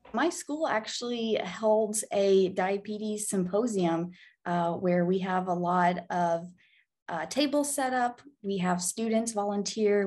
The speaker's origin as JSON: {"language": "English", "region": "Arkansas", "country": "United States", "tie": "born or raised there", "moved": "as an adult", "lives_now": "Illinois, United States", "said": "I'm actually from Arkansas. I was born in Illinois, but I grew up in Arkansas."}